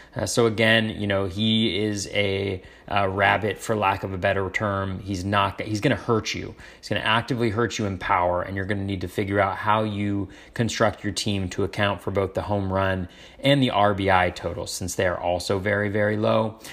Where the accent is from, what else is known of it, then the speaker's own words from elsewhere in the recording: Northern California, United States; moved away as an adult; now in Washington, United States; Both my wife and I grew up in Northern California